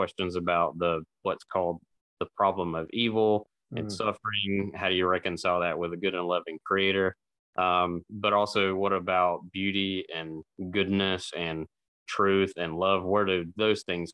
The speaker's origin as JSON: {"language": "English", "region": "Eastern North Carolina", "country": "United States", "tie": "born or raised there", "said": "that culture that I grew up in Eastern North Carolina"}